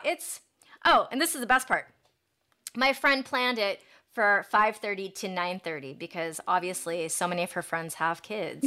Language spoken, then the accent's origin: English; Granville, Ohio, United States; now in Los Angeles, United States; I grew up in Granville, Ohio, and it was a different world